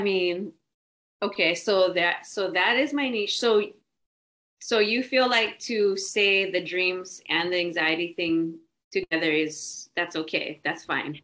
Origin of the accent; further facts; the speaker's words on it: Hawaii, United States; I'm from Hawaii.